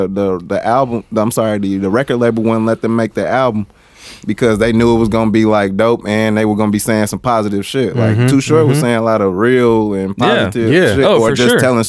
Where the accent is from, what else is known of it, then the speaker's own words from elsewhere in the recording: Mexico; we come straight from Mexico, so all we get is what's on TV.